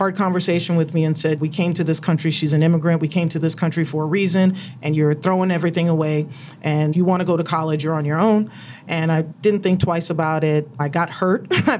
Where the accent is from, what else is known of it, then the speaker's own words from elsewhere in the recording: New York, United States; now in Orange County, United States; I was originally from New York. We moved from New York to Orange County, California